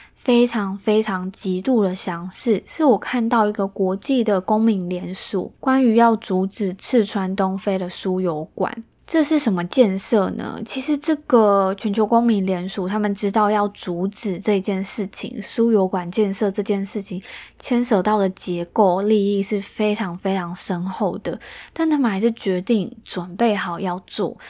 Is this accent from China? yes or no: no; Taiwan; 我们台湾人